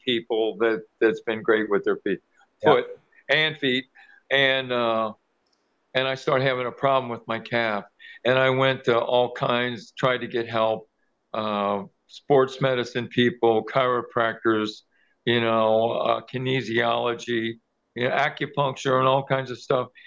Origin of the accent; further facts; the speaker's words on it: Kentucky, United States; I was born and raised in Kentucky, but I played around Cincinnati, which is just right across the river